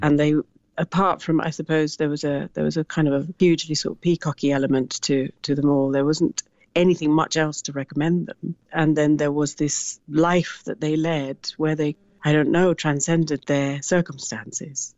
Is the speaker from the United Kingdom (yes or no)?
no; Sri Lanka; as a little girl growing up in Sri Lanka